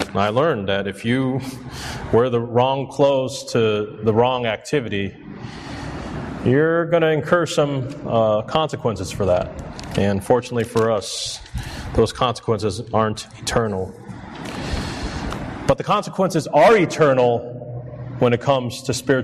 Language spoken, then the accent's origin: English; Chicago, Illinois, United States; I'm born and raised in Chicago. I'm a city kid